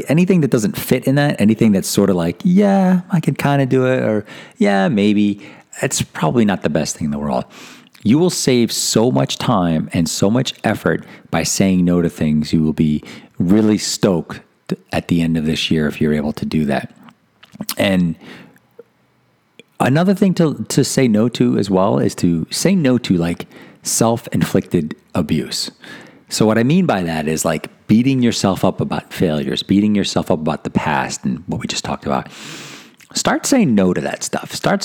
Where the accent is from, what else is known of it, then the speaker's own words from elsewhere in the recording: East Coast, United States; I was raised Catholic on the East Coast, and I'm half Italian